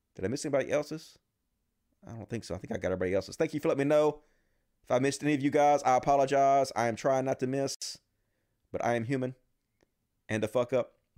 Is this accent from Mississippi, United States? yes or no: yes; Mississippi, United States; I'm from Mississippi